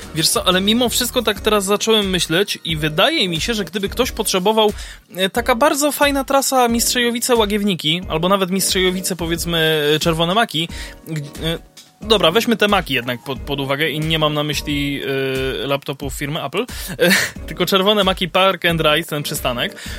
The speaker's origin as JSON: {"language": "Polish", "town": "Kraków", "region": "Lesser Poland", "country": "Poland", "said": "u nas w Krakowie"}